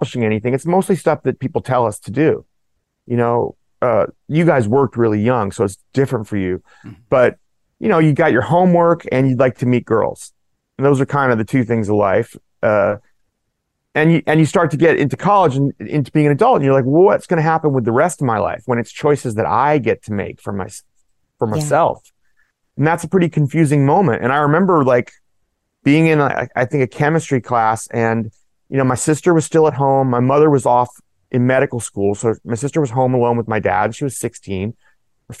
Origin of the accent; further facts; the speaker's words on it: Oakland, California, United States; I grew up in Oakland